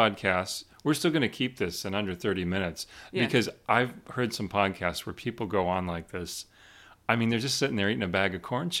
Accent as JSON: {"language": "English", "region": "Oregon", "country": "United States", "accent": "Oregon", "said": "maybe this is my Oregon accent, but I grew up hearing people say sherbet."}